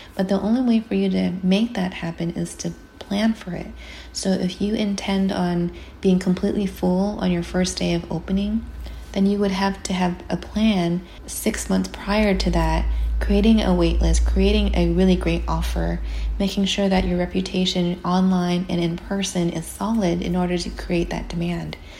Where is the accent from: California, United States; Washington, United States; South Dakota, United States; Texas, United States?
California, United States; as a Californian